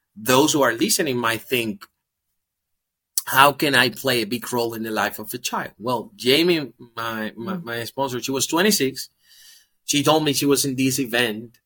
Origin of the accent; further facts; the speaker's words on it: Dominican Republic; I'm from the Dominican Republic, born race and currently living in the Dominican Republic.